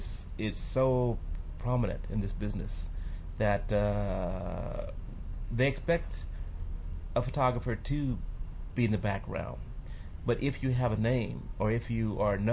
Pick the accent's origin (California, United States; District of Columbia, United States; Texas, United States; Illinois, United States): California, United States; Compton; also born or lived in New York / Paris / Santa Monica; I grew up in Compton